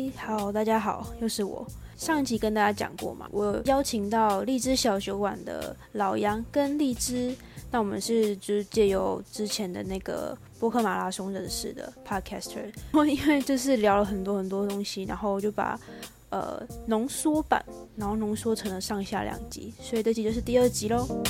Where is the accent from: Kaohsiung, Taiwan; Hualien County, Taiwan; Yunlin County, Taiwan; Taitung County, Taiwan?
Kaohsiung, Taiwan; now in Taipei, Taiwan; 现在住这附近，但是我本身我是哦。我是高雄人